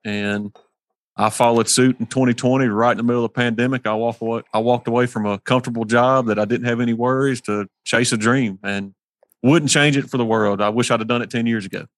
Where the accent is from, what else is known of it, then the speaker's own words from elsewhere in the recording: Hernando, Mississippi, United States; I'm from Hernando, Mississippi, so we're on the tip of the sip down here